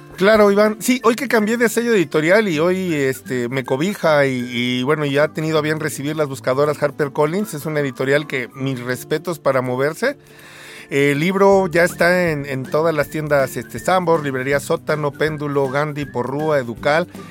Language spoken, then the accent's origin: Spanish; Mexico; como mexicanos